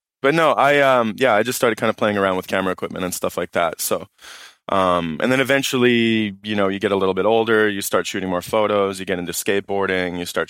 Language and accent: English; Toronto, Ontario, Canada; I'm from Toronto. Who the fuck is this guy? But, yeah, I don't know. I like Toronto a lot.